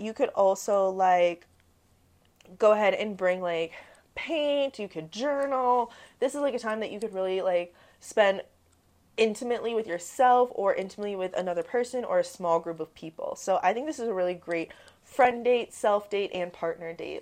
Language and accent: English; Midwest, United States; I'm from the Midwest.